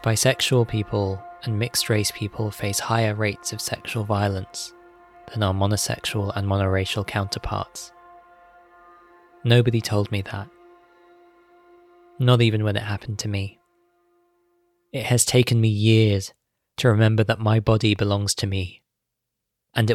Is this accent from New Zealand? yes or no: no; United Kingdom; My South Asian mother described me as black British